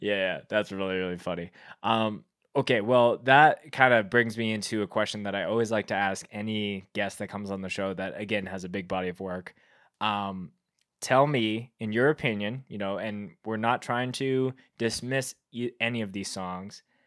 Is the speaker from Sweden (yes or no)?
no; Winnipeg, Manitoba, Canada; I grew up in Winnipeg where that band is from